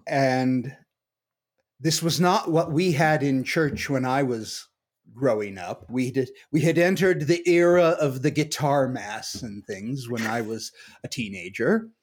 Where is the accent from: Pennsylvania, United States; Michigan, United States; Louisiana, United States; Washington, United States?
Washington, United States; now in Cañon City, United States; I'm from Washington State and grew up in a kind of generic American family